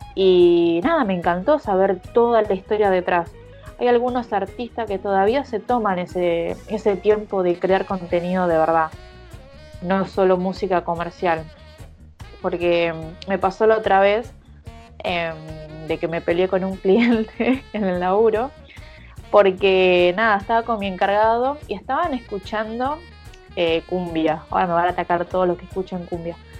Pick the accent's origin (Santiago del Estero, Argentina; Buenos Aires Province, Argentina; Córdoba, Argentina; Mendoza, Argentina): Buenos Aires Province, Argentina; Zona Norte